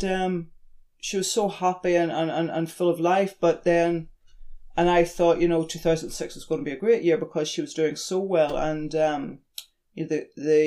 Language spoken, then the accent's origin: English; Ireland; moved away as an adult; now in New Zealand; when I was brought up in Ireland, we lived beside the ocean and the mountains